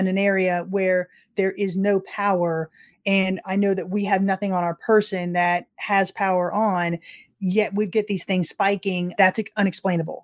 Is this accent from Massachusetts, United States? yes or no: no; Florida, United States; I'm from Florida